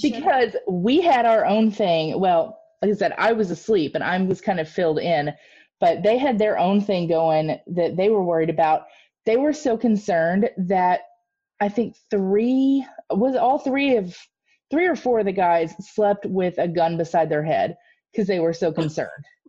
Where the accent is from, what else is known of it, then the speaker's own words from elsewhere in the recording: Midwest, United States; accent: Midwestern; my Midwestern accent